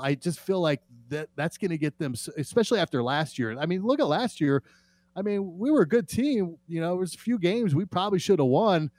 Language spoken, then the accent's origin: English; Las Vegas, Nevada, United States; I'm a born and raised in Las Vegas